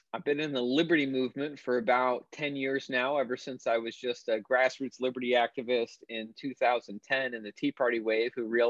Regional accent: Maine, United States; moved away; moved to my back to my home state of Maine, where my family's been for generations

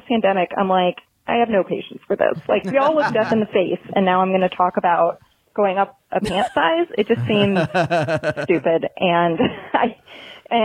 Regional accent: Chicago, Illinois, United States; now in Oklahoma, United States; I'm originally from Chicago. I currently live in Oklahoma

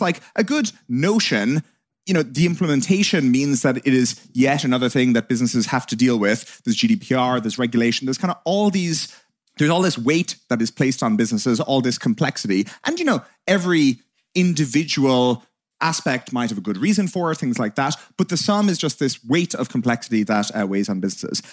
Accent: Ireland; two Irish hooligans

